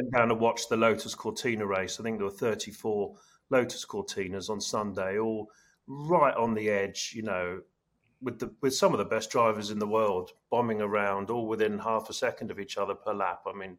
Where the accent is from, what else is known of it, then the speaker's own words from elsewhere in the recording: Portsmouth, South East England, United Kingdom; I'm from Portsmouth.